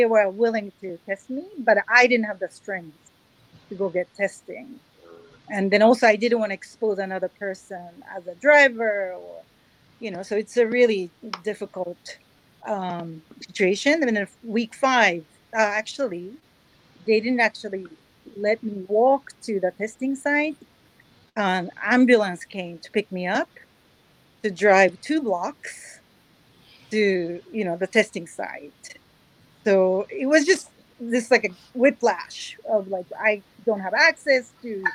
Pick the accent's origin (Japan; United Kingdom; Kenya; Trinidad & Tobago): Japan; Tokyo; now in San Francisco, United States; I grew up in Tokyo